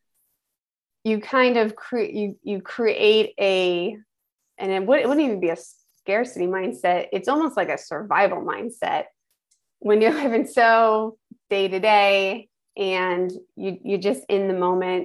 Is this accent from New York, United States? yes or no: yes; Schenectady, New York, United States; I'm originally from Schenectady, New York. So upstate New York